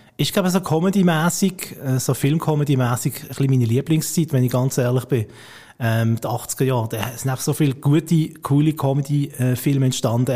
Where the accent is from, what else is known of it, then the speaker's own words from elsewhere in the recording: Basel, Basel-Stadt, Switzerland; als Basler